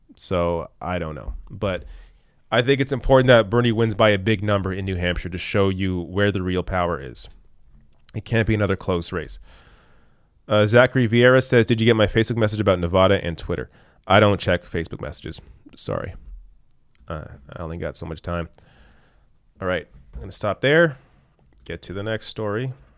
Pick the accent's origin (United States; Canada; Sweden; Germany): Canada; as a Canadian who lives under a single payer system